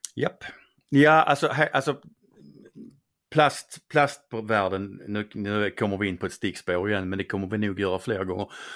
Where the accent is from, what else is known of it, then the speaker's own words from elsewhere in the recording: Skåne, Sweden; accent: Skånska; min skånska